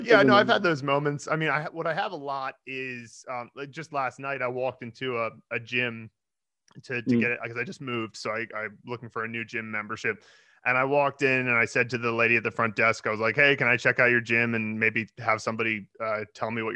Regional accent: United States; moved away as an adult; now in China; I'm from America

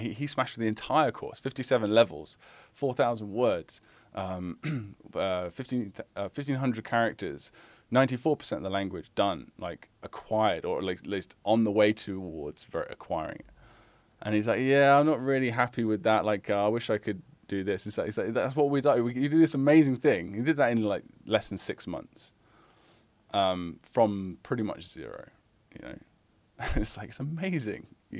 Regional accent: Massachusetts, United States; also born or lived in Long Island / New Orleans; now in Fallon, United States; I was born in Long Island, New York, raised in Massachusetts and the New Orleans area, but have called Nevada my home for the past 35 years.

